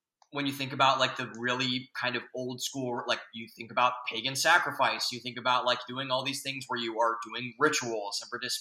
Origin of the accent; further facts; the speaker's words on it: Northeast Ohio, United States; we grew up in Northeast Ohio